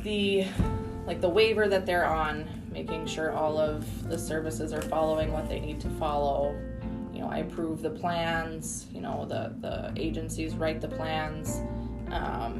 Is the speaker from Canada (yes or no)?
yes; Canada; moved away as an adult; I'm Canadian